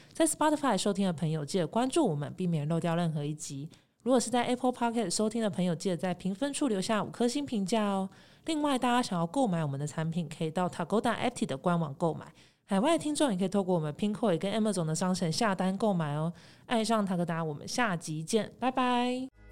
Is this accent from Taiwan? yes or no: yes; Taiwan; 原来我们台湾有这个需要去解决的部分